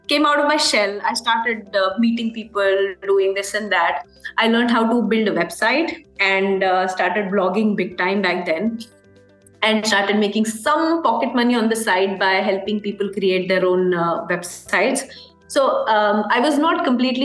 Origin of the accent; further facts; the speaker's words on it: India; moved away as an adult; also born or lived in Brazil; I was, of course, born and brought up in India